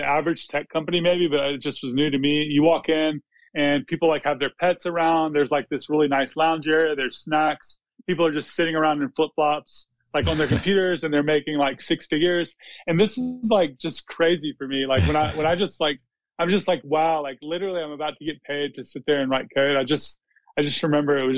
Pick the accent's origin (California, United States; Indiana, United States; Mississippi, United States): Mississippi, United States; also born or lived in Los Angeles; I'm from Mississippi